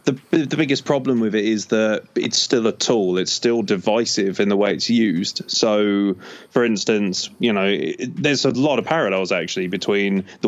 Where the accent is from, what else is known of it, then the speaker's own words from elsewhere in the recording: England, United Kingdom; born there; I was born in England, so realistically I'm not really anything other than an appearance.